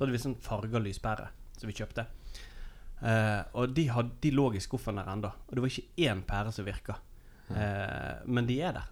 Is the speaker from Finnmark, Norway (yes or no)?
no; Nordfjord, Vestland, Norway; moved away; hjemme i Nordfjord